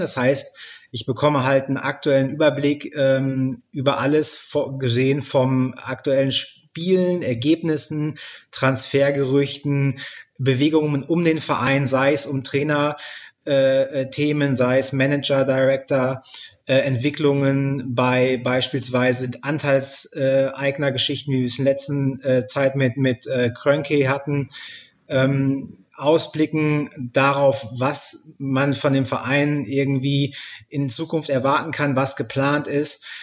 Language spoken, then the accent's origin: German; near Dortmund, North Rhine-Westphalia, Germany; meinen Heimatverein, über Borussia Dortmund tatsächlich in der Bundesliga. Da ähm, bin ich in der Nähe aufgewachsen